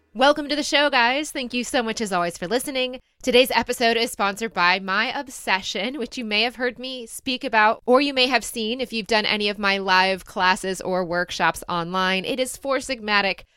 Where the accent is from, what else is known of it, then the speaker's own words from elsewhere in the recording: Michigan, United States; also born or lived in Dayton, Ohio / Chicago / Ann Arbor, Michigan; I moved when I was about seven and a half or eight years old, I moved to Michigan and I grew up there